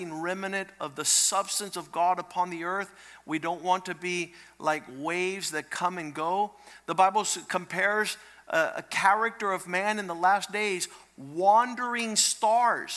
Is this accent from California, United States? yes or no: no; Cocoa Beach, Florida, United States; I grew up in Cocoa Beach, Florida